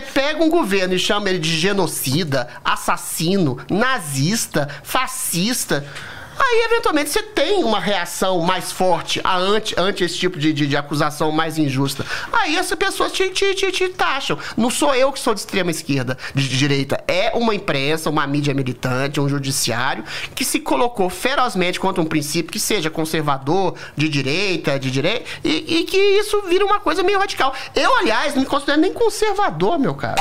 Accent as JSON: {"language": "Portuguese", "town": "Belo Horizonte", "region": "Minas Gerais", "country": "Brazil", "tie": "born or raised there", "said": "Belo Horizonte, que é a minha cidade natal"}